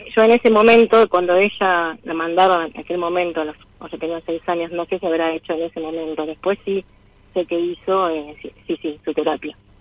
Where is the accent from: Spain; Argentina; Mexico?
Argentina; Buenos Aires; moved away as an adult; now in Cipolletti, Argentina; yo soy porteña, pero vivo hace más de 12 años en Cipolletti, Río Negro